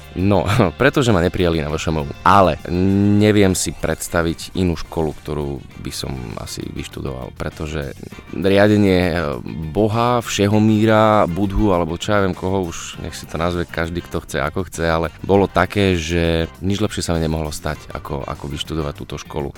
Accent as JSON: {"language": "Slovak", "town": "Fulianka", "region": "Prešov Region", "country": "Slovakia", "tie": "born or raised there", "also_born_or_lived": "Banská Bystrica / Zvolen", "moved": "as an adult", "said": "v ochotníckom divadle v obci obci, z ktorej pochádzam, z Fulianky"}